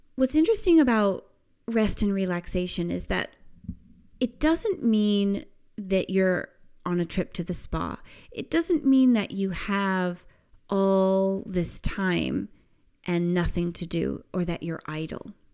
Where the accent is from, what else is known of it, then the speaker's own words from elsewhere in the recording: United States; I remember summer growing up in the United States as this amazing time of just endless freedom